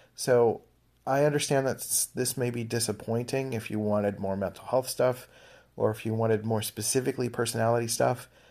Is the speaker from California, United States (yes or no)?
no; Philadelphia, Pennsylvania, United States; I grew up in Philadelphia.